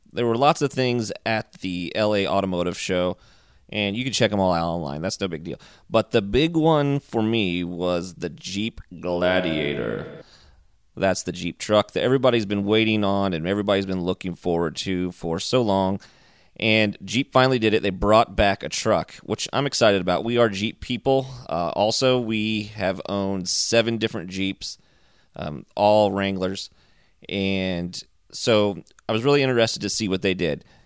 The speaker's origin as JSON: {"language": "English", "region": "Indiana", "country": "United States", "tie": "born or raised there", "said": "I grew up in Indiana, and my parents had a full service gas station with automotive repair"}